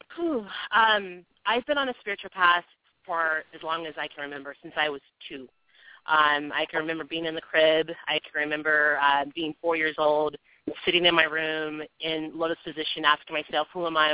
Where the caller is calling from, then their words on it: California, United States; I'm calling from California